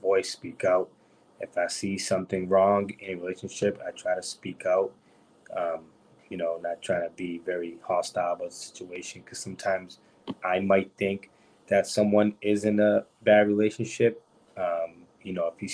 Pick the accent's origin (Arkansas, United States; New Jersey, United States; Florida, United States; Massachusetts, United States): Massachusetts, United States; Brockton; also born or lived in New Bedford; I was born and raised in Broxton.